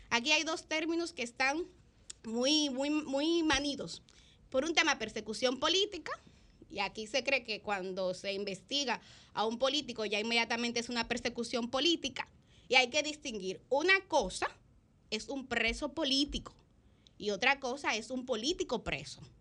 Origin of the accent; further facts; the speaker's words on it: Dominican Republic; que es lo que yo creo que como país, que como República Dominicana, nos eh, conviene.